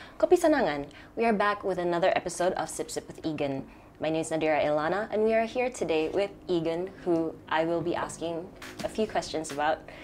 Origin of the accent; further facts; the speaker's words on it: Sabah, Malaysia; growing up in Sabah here because you're always surrounded by nature